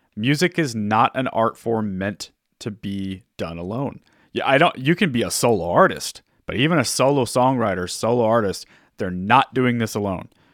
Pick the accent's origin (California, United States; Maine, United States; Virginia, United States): California, United States; Orange County; I grew up in Orange County